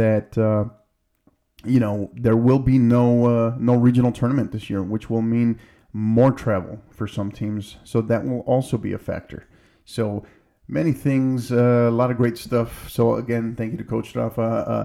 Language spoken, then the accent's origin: English; El Paso, Texas, United States; leaving El Paso. Love this place. This is my hometown. This will always be my hometown.